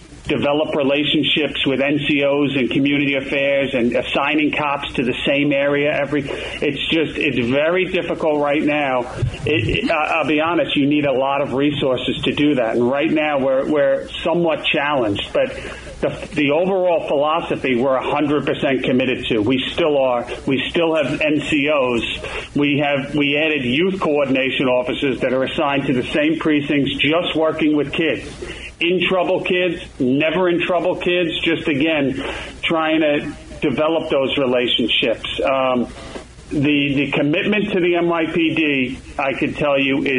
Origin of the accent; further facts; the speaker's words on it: New York City, New York, United States; as a kid growing up in Queens, it was a middle class neighborhood, Sunnyside